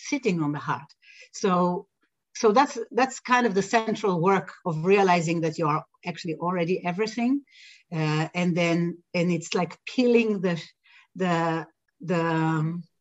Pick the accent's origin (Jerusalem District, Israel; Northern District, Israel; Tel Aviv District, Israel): Jerusalem District, Israel; Jerusalem; I grew up in Israel, so I was born in Jerusalem and I grew up in a Western Israel society